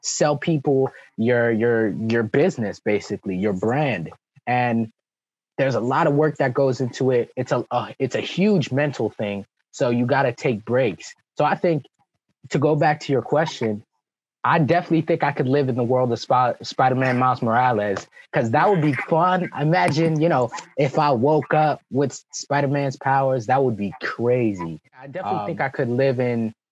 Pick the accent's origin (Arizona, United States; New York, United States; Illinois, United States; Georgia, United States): New York, United States; New York City; born or raised there; first language French; English is a second language; also born or lived in Martinique / Venezuela